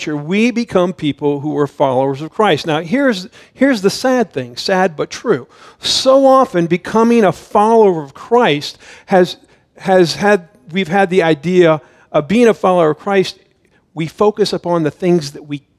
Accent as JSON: {"language": "English", "town": "Miami", "region": "Florida", "country": "United States", "tie": "born or raised there", "moved": "as an adult", "lives_now": "Idaho, United States", "said": "I grew up in Miami, and then I lived in Central Florida for many, many years before we moved out here to Idaho"}